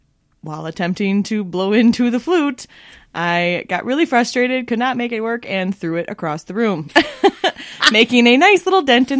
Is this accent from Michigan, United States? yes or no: yes; Michigan, United States; also born or lived in Minnesota; now in Los Angeles, United States; So I grew up in Michigan and Minnesota, and eventually made my way out to LA.